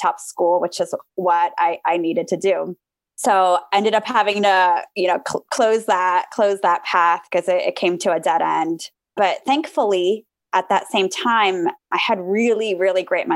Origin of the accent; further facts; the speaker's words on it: Armenia; now in United States; I grew up in Armenia, which is a post-Soviet country.